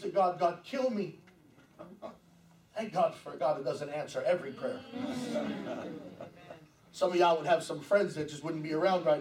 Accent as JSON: {"language": "English", "region": "New York", "country": "United States", "tie": "born or raised there", "said": "I'm born and raised in New York"}